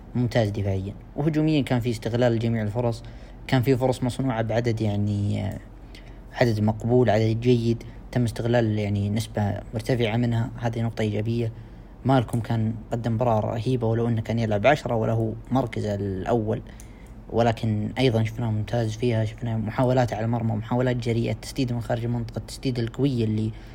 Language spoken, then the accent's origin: Arabic; Saudi Arabia; عندنا في السعودية